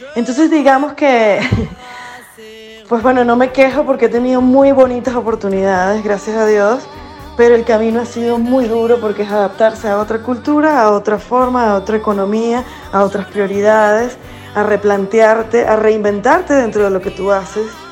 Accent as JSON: {"language": "Spanish", "country": "Venezuela", "moved": "yes", "said": "yo soy parte de este, este exilio forzoso"}